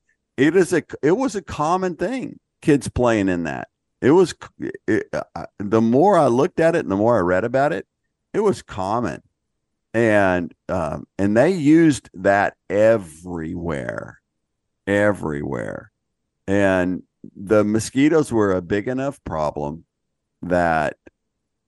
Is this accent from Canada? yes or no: no; Houston, Texas, United States; growing up in Houston